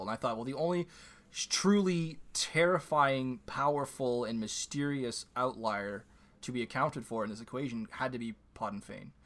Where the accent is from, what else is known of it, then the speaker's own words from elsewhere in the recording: Canada; My second language is French